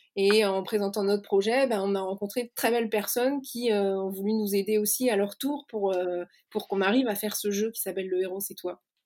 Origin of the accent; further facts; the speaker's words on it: Lannion, Brittany, France; also born or lived in Paris; now in Rennes, France; je suis née à Lannion, euh, en plein cœur du Granit Rose, qui est une région euh, qui m'est chère. Et puis j'ai grandi euh, en Bretagne